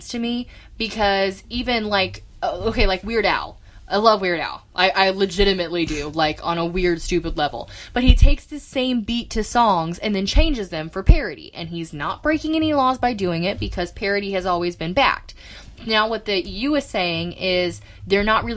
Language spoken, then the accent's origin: English; United States; me as an American